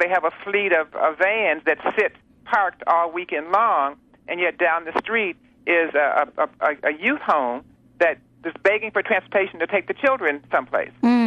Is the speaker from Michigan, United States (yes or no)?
yes; Detroit, Michigan, United States; moved away; I'm from Detroit originally